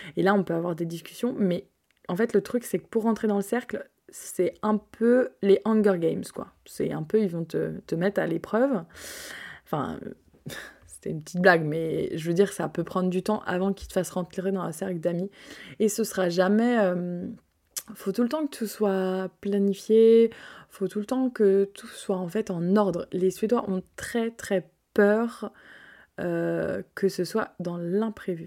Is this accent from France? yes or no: yes; France